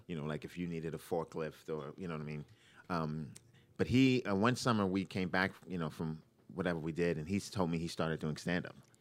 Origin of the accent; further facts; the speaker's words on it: New York, United States; moved away as an adult; also born or lived in Boston; now in Los Angeles, United States; I'm from New York originally, from Brooklyn